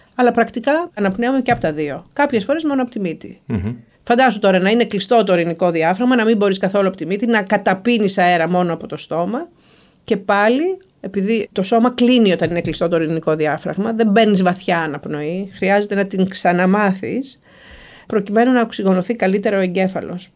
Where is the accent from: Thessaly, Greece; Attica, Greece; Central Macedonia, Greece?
Thessaly, Greece; Karditsa; moved away as an adult; also born or lived in Moscow, Russia / Athens / Salzburg; γεννήθηκα και μεγάλωσα στην Καρδίτσα